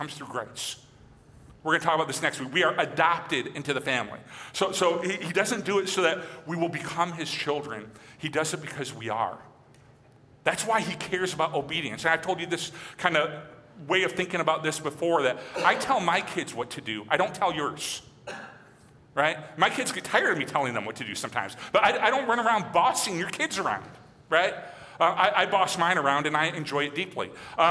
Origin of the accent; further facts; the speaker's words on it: Michigan, United States; moved away; growing up in Michigan